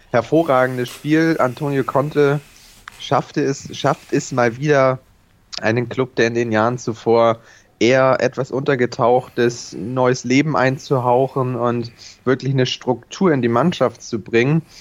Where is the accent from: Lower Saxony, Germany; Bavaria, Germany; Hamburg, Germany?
Hamburg, Germany; Von daher äh, sind wir Hamburger da, glaube ich, mittlerweile äh, cool genug, das schön zu ignorieren.